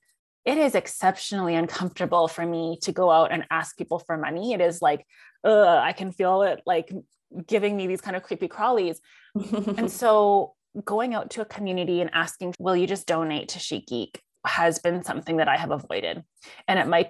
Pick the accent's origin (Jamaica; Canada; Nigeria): Canada; I'm Chinese Canadian. My dad is a first generation immigrant. My mom was born here in Canada